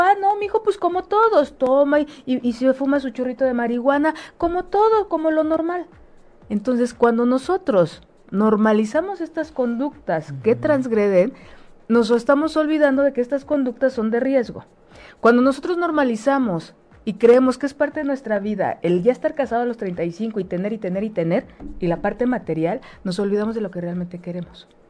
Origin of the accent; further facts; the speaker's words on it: Mexico; Nosotros como pueblo mexicano